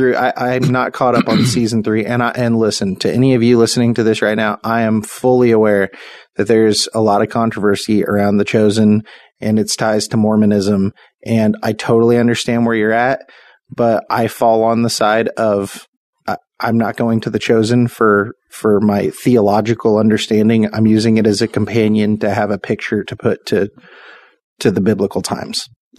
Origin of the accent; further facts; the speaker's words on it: United States; how would we have responded as American people?